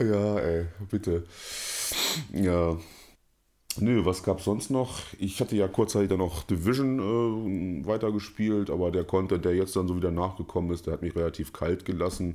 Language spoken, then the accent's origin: German; Germany; als Deutscher